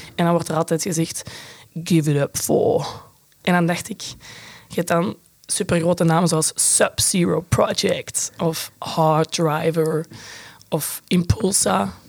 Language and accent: Dutch; Brecht, Flanders, Belgium; ik kom uit Brecht. Dat is de Kempen in Antwerpen